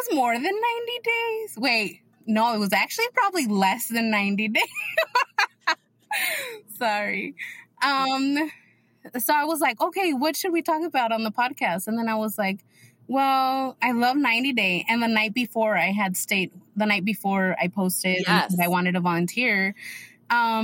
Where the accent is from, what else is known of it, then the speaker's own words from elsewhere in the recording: Arizona, United States; I'm from Arizona